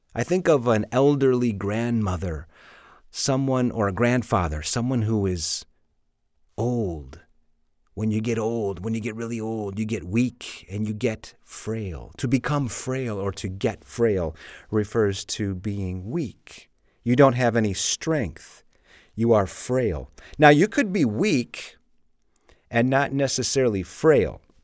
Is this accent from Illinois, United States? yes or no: yes; Chicago, Illinois, United States; moved away as an adult; now in Madrid, Spain; I'm from Chicago, and when I was a kid, it would hail all the time